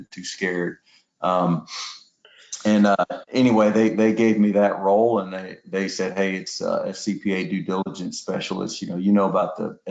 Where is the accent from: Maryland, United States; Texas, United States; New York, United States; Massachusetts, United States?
Texas, United States; Houston; I grew up in Houston for the most part, lived a little bit overseas because my dad was in the oil field as well